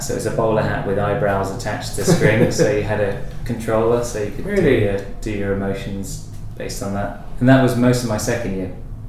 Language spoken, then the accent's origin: English; California, United States; I'm from California.